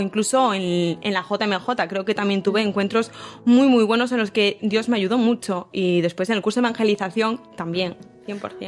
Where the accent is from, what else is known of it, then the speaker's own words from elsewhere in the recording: A Coruña, Galicia, Spain; now in Santiago de Compostela, Spain; yo soy de Coruña, eh, estudié en el colegio Hijas de Cristo Rey